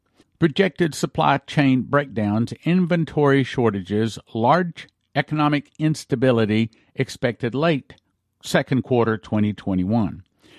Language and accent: English; Canada; As a Canadian, and more importantly, as a parent who wants a better future, not only for my children, but for others' children as well.